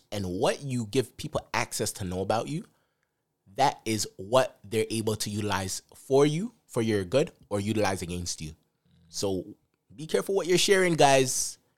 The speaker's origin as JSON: {"language": "English", "country": "Jamaica", "said": "Jamaica, I'm from Jamaica."}